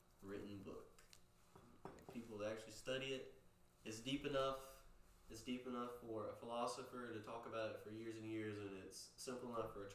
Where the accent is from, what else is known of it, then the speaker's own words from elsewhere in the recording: Poplarville, Mississippi, United States; growing up in Poplarville, small town